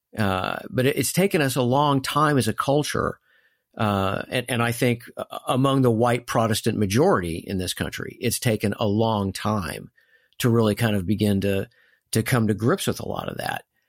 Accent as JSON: {"language": "English", "country": "United States"}